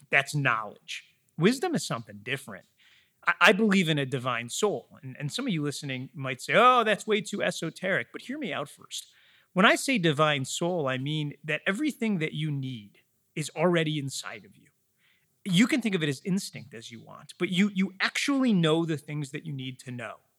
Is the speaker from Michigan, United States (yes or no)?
yes; Metro Detroit, Michigan, United States; I grew up in Metro Detroit, about forty miles west, uh, of the city